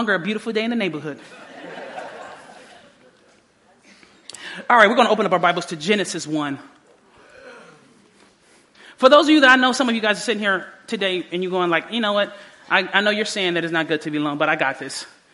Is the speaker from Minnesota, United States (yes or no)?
no; Detroit, Michigan, United States; also born or lived in Southfield, Michigan / Oklahoma; I grew up in Detroit all the rest of those years, my ninth grade year.